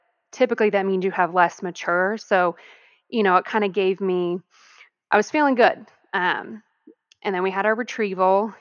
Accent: Arizona, United States; moved away; also born or lived in California; I'm actually from Arizona. So at the time I lived in California though

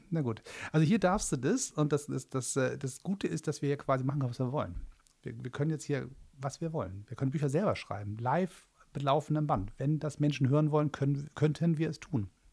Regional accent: Hamburg, Germany; In meiner Heimatstadt

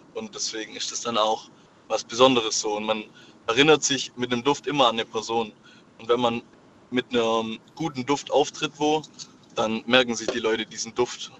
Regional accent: Swabia, Germany; ich als Schwabe

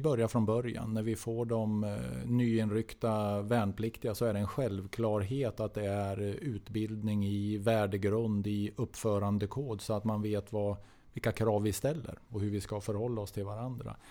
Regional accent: Norrland, Sweden; moved away; jag är norrlänning. Jag, jag kommer ifrån en annan del av landet

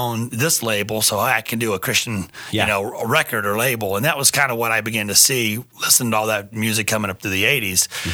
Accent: Atlanta, Georgia, United States; also born or lived in Florida / Roanoke, Virginia; now in San Diego, United States; Originally from Atlanta, Georgia

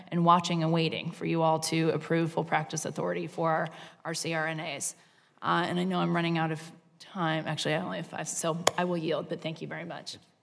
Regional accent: Virginia, United States; I come from Virginia

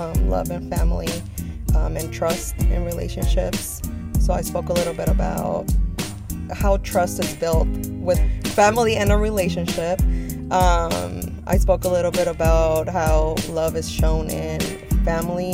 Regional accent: Oakland, California, United States; I'm from East Oakland, specifically Seminary. I was born and raised

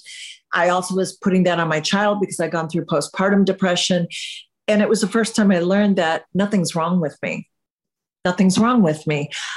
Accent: Michigan, United States; moved away as an adult; also born or lived in England; now in California, United States; I'm from England, but I grew up in Michigan

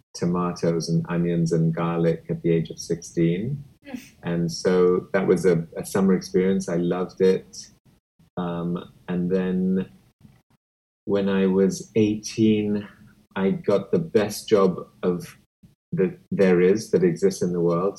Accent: Kenya; now in United States; growing up in Kenya

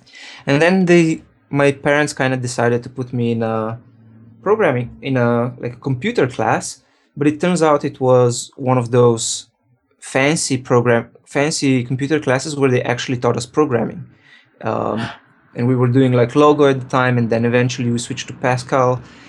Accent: Ljubljana, Slovenia; now in San Francisco, United States; Right now I'm based in San Francisco, but originally I'm from Slovenia.

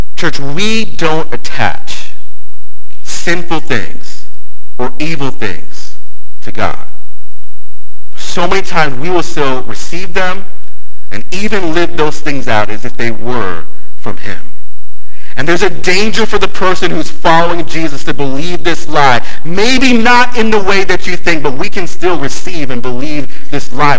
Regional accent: Palm Beach County, South Florida, United States; I grew up in Palm Beach County

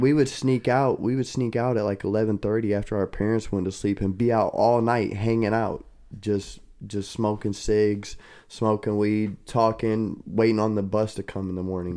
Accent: Kentucky, United States; moved away; also born or lived in Ohio; I, I grew up in Kentucky. I was born in Kentucky

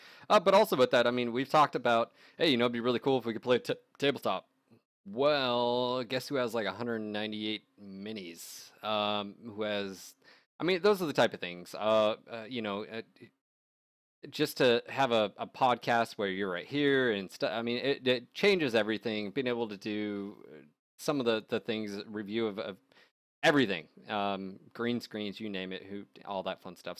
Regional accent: California, United States; I grew up in California though.

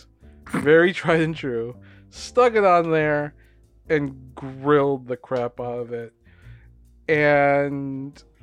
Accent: Philippines; I'm Filipino.

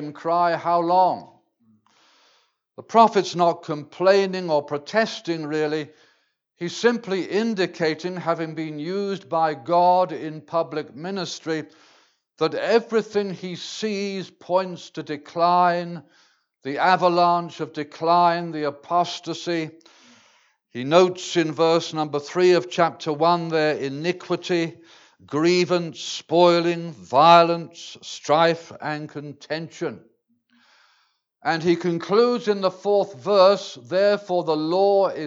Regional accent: England, United Kingdom; I speak as an Englishman. I can't speak for the province here exactly, but I speak for my land of England

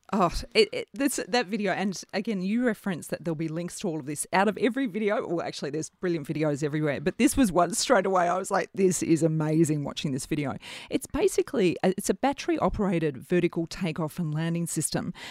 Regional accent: Melbourne, Victoria, Australia; we're from Melbourne. We've got fantastic cult, uh, coffee culture here

